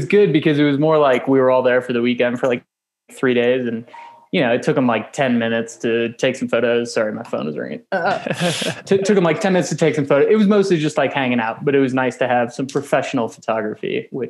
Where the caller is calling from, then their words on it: Flagstaff, Arizona, United States; We're live from Flagstaff, Arizona here. I'm in my dining room.